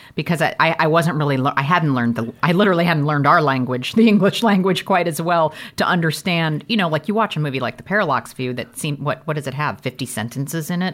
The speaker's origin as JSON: {"language": "English", "town": "St. Louis", "region": "Missouri", "country": "United States", "tie": "born or raised there", "said": "I grew up in Saint Louis, Missouri"}